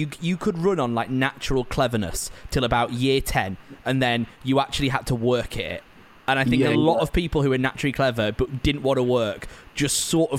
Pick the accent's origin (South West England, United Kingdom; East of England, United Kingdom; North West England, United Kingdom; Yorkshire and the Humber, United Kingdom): North West England, United Kingdom; Preston; moved away; I'm from Preston